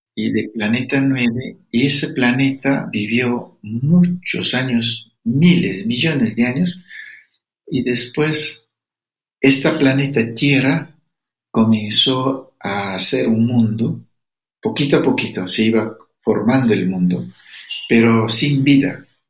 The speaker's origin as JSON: {"language": "Spanish", "region": "Amazon region", "country": "Ecuador", "said": "soy de Amazonía"}